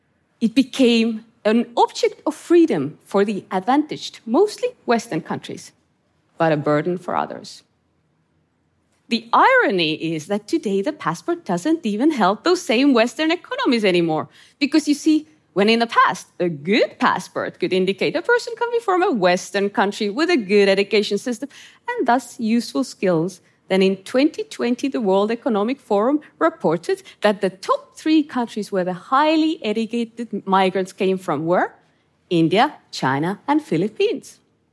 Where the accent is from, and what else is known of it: Estonia; born or raised there; English is a second language